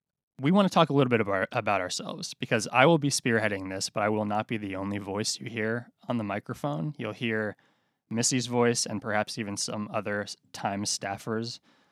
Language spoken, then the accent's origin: English; Boston, Massachusetts, United States; moved away as an adult; now in Alexandria, United States; Yeah, I'm originally from Boston. I moved down here at the beginning of 2019, actually the end of 2018.